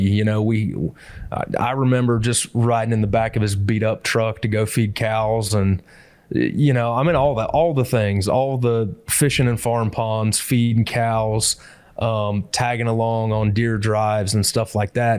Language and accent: English; Hancock County, Illinois, United States; moved away as an adult; also born or lived in Peoria, Illinois / Edgefield, South Carolina; I grew up in the Midwest. I actually grew up in uh, Hancock County, Illinois